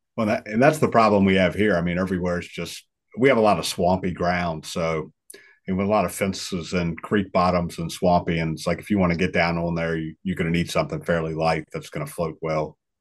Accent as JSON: {"language": "English", "area": "northwest of Richmond", "region": "Virginia", "country": "United States", "tie": "born or raised there", "moved": "as an adult", "said": "where I'm at now, northwest of Richmond"}